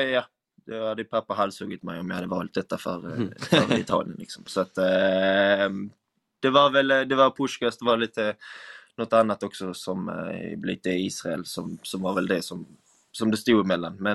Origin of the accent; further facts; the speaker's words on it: Sweden; moved away as an adult; now in Hungary; det är inte som hemma i Sverige där både först och främst alla förstår samma språk